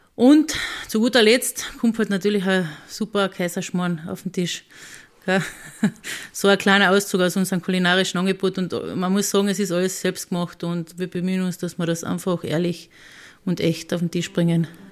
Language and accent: German; Rattendorfer Alm, Carinthia, Austria; die Alm, wo ich groß geworden bin